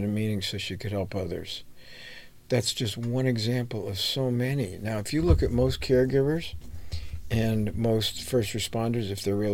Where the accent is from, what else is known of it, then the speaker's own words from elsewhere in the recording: United States; also born or lived in New York; I grew up in New Jersey and New York